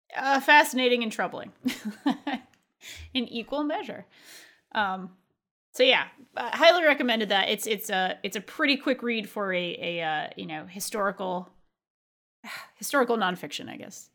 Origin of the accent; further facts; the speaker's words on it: New England, United States; also born or lived in California; growing up in New England, uh, and with all of its maritime traditions